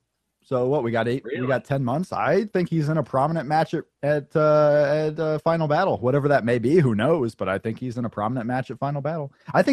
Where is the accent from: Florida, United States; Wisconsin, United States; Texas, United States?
Florida, United States; I grew up in Florida, the real South.